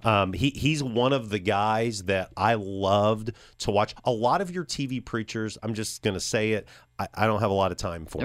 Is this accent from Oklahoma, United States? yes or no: no; Champaign, Illinois, United States; I grew up in Champaign, U